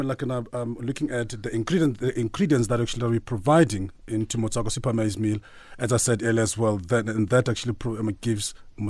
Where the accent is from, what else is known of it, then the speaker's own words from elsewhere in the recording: Free State, South Africa; I'm from the Free State.